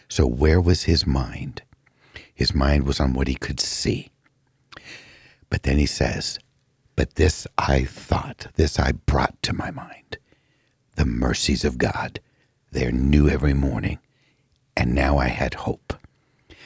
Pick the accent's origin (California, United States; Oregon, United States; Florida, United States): California, United States; moved away; Growing up in California